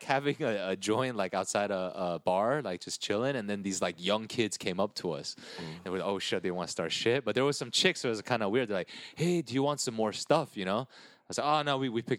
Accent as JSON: {"language": "English", "town": "Diamond Bar", "region": "California", "country": "United States", "tie": "born or raised there", "said": "I grew up in Diamond Bar"}